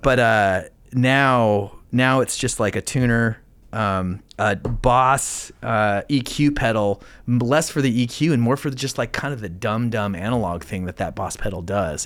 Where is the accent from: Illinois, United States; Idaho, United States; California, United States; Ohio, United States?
Idaho, United States; moved away; I grew up in Idaho